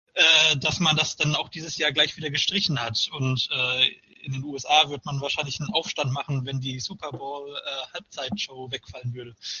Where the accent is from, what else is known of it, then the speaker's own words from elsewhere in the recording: Paderborn, North Rhine-Westphalia, Germany; now in Mainz, Germany; meiner Geburtsstadt Paderborn und äh, meiner aktuellen äh, meinem aktuellen Wohnort Mainz